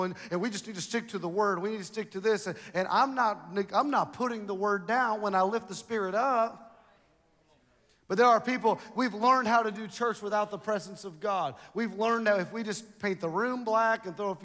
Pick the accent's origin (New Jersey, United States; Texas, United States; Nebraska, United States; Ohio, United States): Texas, United States; Dallas; When I was raised in Dallas, we was all raised in the church